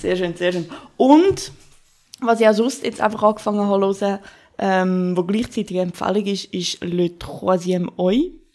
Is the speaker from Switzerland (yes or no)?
yes; Glarus area, Switzerland; dort, wo ich aufgewachsen bin und wo meine Mami wohnt